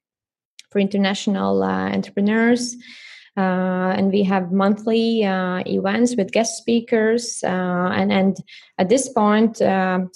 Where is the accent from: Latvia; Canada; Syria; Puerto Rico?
Latvia; moved away as an adult; also born or lived in United Kingdom / Japan; now in Germany; I'm originally from Latvia